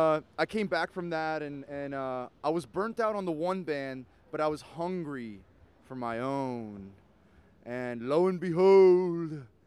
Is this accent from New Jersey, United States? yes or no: yes; New Jersey, United States; we're fucking Central Jersey boys.